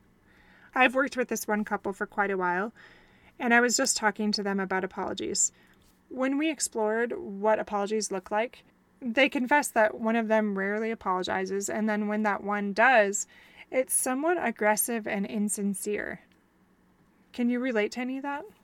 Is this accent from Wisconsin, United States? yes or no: yes; Wisconsin, United States; moved away; I'm from Wisconsin